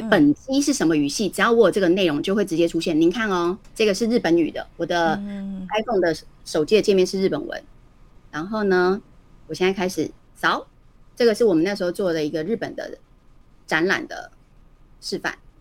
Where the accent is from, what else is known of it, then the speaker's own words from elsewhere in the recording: Taiwan; 我们是台湾人嘛